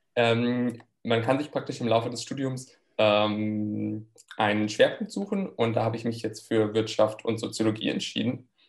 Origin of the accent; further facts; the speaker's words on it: near Frankfurt, Hesse, Germany; moved away as an adult; also born or lived in France; now in Maastricht, Netherlands; ich komme ursprünglich aus der Nähe von Frankfurt, lebe aber jetzt schon mehrere Jahre im Ausland